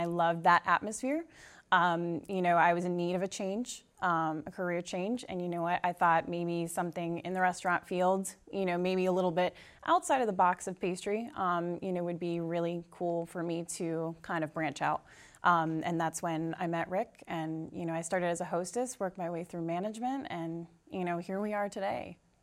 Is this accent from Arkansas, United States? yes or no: no; Tewksbury, Massachusetts, United States; I'm actually from Tewksbury, so I'm very local